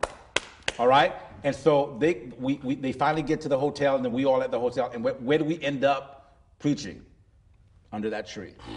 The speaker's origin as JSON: {"language": "English", "town": "Miami", "region": "Florida", "country": "United States", "tie": "born or raised there", "said": "that's my hometown"}